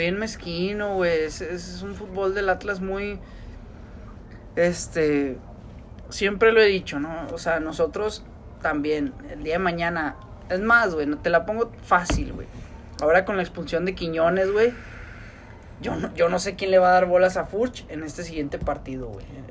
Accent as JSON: {"language": "Spanish", "town": "Monterrey", "region": "Nuevo León", "country": "Mexico", "said": "de nosotros los regios"}